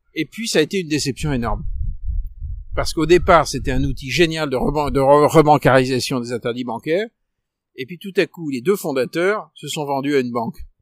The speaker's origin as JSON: {"language": "French", "town": "Paris", "region": "Île-de-France", "country": "France", "said": "en tant que Parisien"}